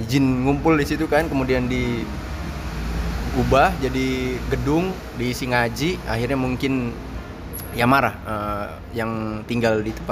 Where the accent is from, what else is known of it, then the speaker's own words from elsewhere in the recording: Jakarta, Indonesia; also born or lived in Palembang; Besar di Jakarta.